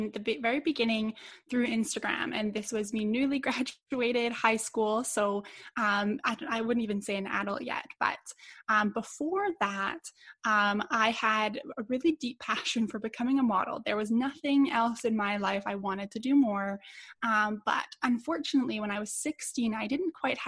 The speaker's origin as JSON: {"language": "English", "town": "Edmonton", "region": "Alberta", "country": "Canada", "tie": "born or raised there", "said": "my hometown here in Edmonton"}